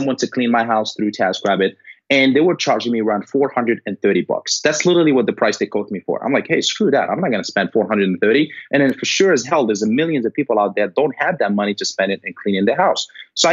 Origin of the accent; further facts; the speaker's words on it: Morocco; moved away; I'm originally from Morocco